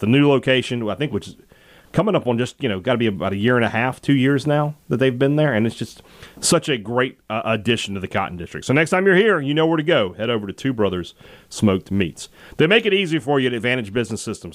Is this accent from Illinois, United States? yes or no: no; Vicksburg, Mississippi, United States; my hometown of Vicksburg, Mississippi